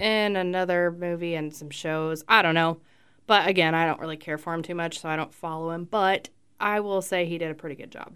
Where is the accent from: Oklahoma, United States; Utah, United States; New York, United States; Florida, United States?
Florida, United States; Fort Myers; moved away; I was born in Fort Myers, Florida.